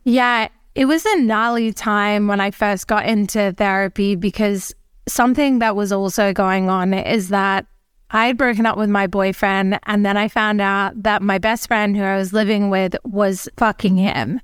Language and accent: English; Australia; now in Mallorca, Spain; I am an Australian. I live in Mallorca